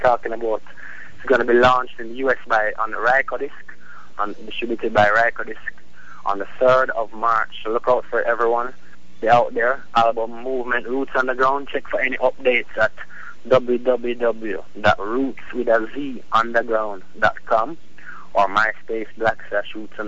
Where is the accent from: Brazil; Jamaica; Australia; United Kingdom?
Jamaica; we're Jamaican